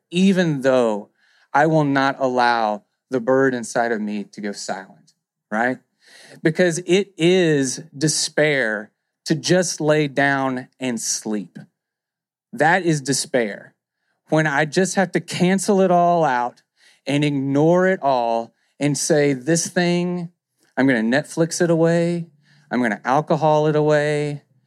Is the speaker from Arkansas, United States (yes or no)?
yes; near Stamps, Arkansas, United States; Stamps, Arkansas, near where I grew up